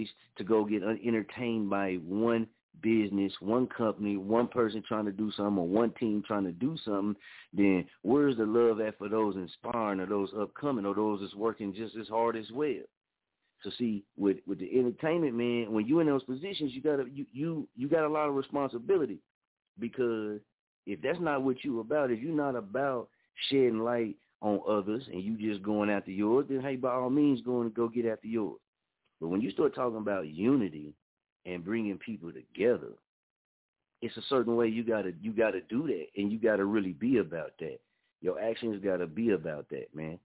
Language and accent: English; Muskogee, Oklahoma, United States; moved away as an adult; I'm from here, born and raised in Muskogee, Oklahoma